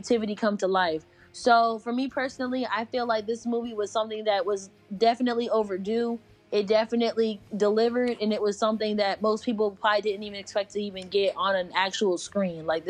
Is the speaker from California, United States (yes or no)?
no; Connecticut, United States; now in North Carolina, United States; I'm from Connecticut. I moved to North Carolina in 2008.